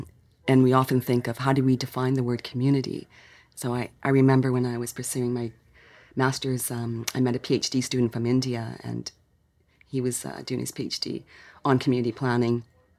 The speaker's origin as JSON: {"language": "English", "town": "Victoria", "region": "British Columbia", "country": "Canada", "tie": "born or raised there", "said": "I was born here in Victoria. And it's great to come back. And I'm settling here in my homegrown hometown."}